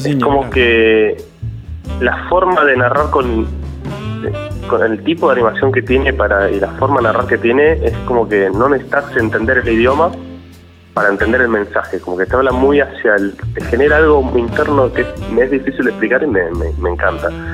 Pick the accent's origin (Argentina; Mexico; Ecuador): Argentina; Azul, Buenos Aires Province; now in Buenos Aires, Argentina; yo soy originariamente de Azul, provincia de Buenos Aires